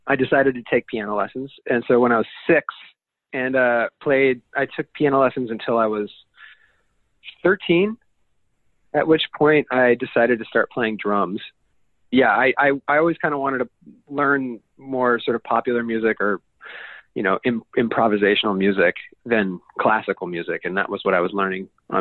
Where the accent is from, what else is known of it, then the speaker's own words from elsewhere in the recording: Denver, Colorado, United States; I grew up in Denver, Colorado